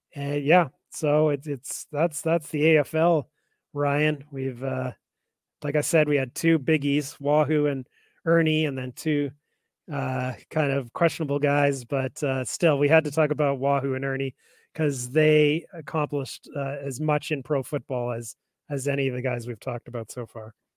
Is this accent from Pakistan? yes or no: no; Calgary, Alberta, Canada; I grew up in Calgary